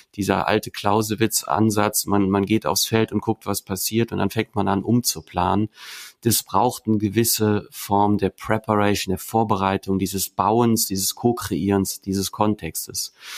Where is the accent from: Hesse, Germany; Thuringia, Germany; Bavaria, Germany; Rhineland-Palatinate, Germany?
Rhineland-Palatinate, Germany; Vulkaneifel; ich bin in der Vulkaneifel groß geworden